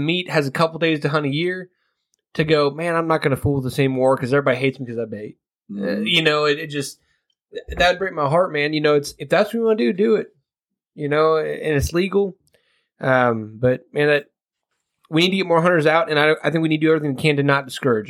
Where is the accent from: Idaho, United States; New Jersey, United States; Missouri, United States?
Missouri, United States; Kansas City; now in West Virginia, United States; I'm from Kansas City.